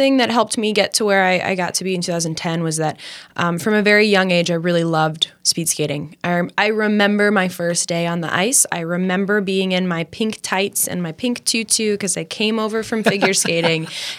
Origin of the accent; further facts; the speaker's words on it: Champaign-Urbana, Illinois, United States; I grew up in Champaign-Urbana. My mom was a professor at the University of Illinois, so we kind of spent a fair bit of time on campus.